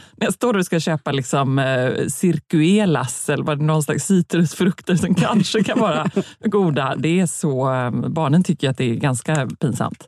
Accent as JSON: {"language": "Swedish", "town": "Gothenburg", "region": "Västra Götaland", "country": "Sweden", "tie": "born or raised there", "said": "är jag uppväxt bara eh, med, tänker jag nu, med verkligen total insyn på vår lilla gata i Göteborg"}